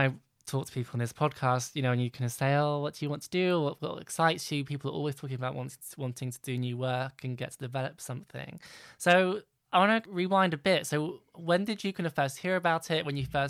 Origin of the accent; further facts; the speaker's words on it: London, United Kingdom; as a Londoner, as someone from the West End community